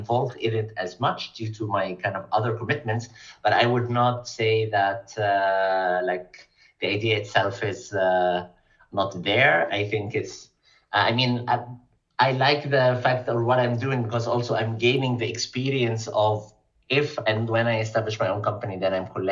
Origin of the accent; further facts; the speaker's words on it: Egypt; moved away as an adult; also born or lived in Stockholm, Sweden; now in Berlin, Germany; I grew up and studied in Egypt